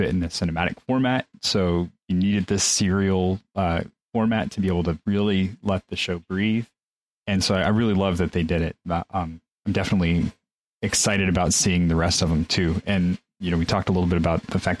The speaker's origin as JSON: {"language": "English", "country": "Mexico", "tie": "born or raised there", "moved": "yes", "said": "I grew up in Mexico for those formative years"}